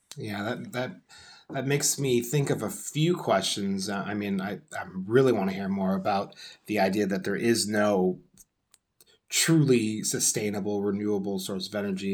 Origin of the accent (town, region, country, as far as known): United States